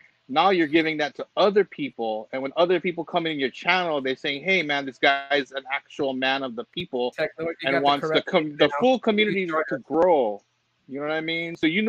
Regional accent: Hawaii, United States; So Tito knows what I'm talking about, and just growing up in Hawaii and what it takes just to survive and keep your head above water.

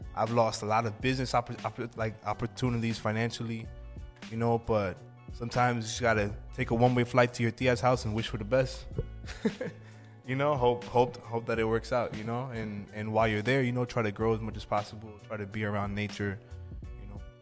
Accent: Freeport, New York, United States; also born or lived in Medellín, Colombia; I'm from a town called Freeport, Port Knox, New York

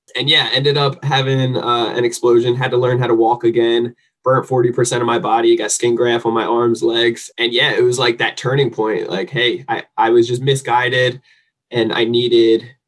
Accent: New Jersey, United States; now in San Diego, United States; I am from New Jersey originally, but I actually live here in sunny San Diego, California.

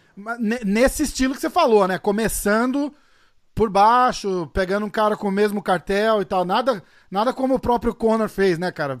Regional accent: Brazil; Eu sou brasileiro

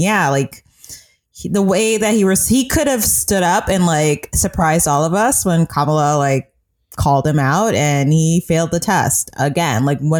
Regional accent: Oakland, California, United States; It was just like natural, like, of course, I'm from Oakland, I'm gonna have black staffers.

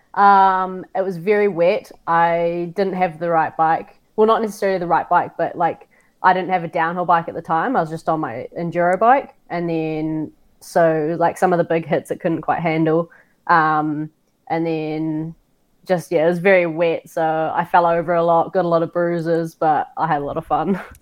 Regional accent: Auckland, New Zealand; now in Queenstown, New Zealand; I grew up in Auckland, New Zealand, with my mum and my brother.

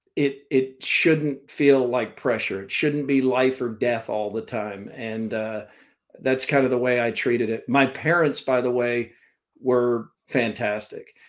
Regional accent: Vermont, United States; also born or lived in Central Florida, United States / Valdosta, Georgia, United States; now in Iowa, United States; I, grew up in Vermont. I was born in Vermont, and uh, early part of my life was there. And then we moved uh, to Florida.

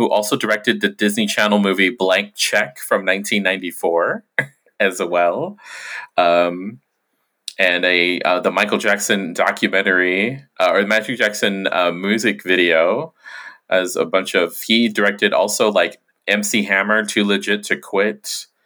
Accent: Guam; when I was a kid growing up on Quam

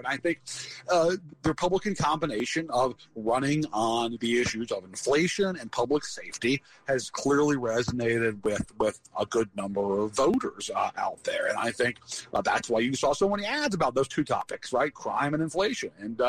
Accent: Virginia, United States; I'm glad you mentioned Virginia. It's my home state.

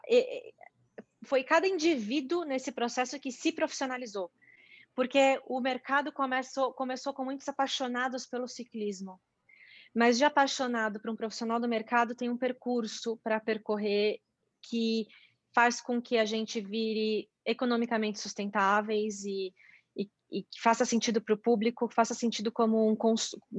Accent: São Paulo, Brazil; no mundinho que eu cresci, da, da, do paulistano empresário

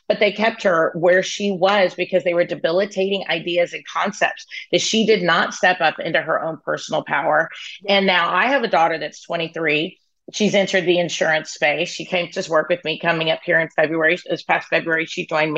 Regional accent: Dallas, the South, United States; now in Dallas, United States; I was raised in the South, you know, I mean, I've been in Dallas since I was 15

